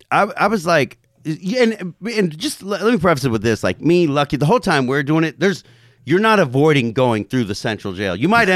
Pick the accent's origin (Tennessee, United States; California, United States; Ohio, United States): California, United States; Covina; So like so you know I'm from Covina, you know, like you guys had Frank Ball on here, you know, I've known Frank since he was 15 or something.